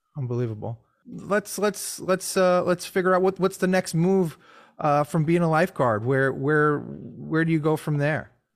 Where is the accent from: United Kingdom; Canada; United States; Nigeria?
United States; New York; Growing up in New York